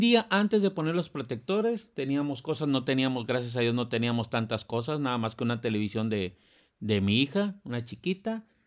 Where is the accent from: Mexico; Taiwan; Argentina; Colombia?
Mexico; Monterrey, Nuevo León; los que somos de Monterrey